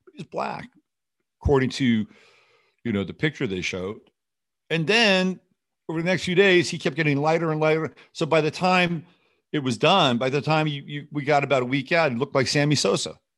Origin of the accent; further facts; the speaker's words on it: United States; also born or lived in France; As an American, I spent most of my life here, all, in fact, all my life here